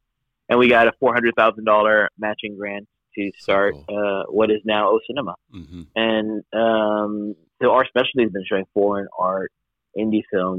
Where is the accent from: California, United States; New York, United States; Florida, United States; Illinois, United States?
Florida, United States; Miami; I was growing up in Miami, and certainly being child of immigrants in Miami is not uncommon. This is an immigrant majority mm-hmm. city.